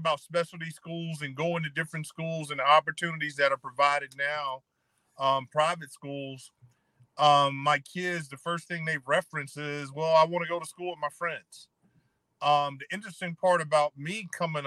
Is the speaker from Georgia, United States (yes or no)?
yes; Hinesville, Georgia, United States; moved away; also born or lived in Miami, Florida / Virginia; I grew up in the small town of Hinesville, Georgia